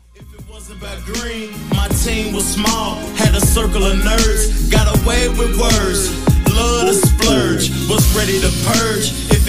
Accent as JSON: {"language": "English", "region": "Tennessee", "country": "United States", "moved": "yes", "lives_now": "Charlotte, United States", "said": "I'm from Tennessee, but you know what I'm saying? I've been here long enough."}